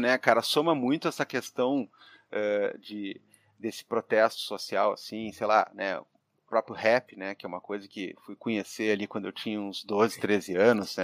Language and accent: Portuguese; Porto Alegre, Rio Grande do Sul, Brazil; nascido e criado em Porto Alegre, é, cria do bairro São Geraldo, no quarto distrito